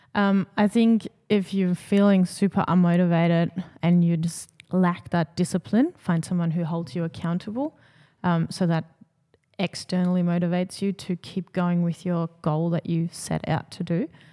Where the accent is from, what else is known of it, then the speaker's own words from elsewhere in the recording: Germany; moved away; growing up in Germany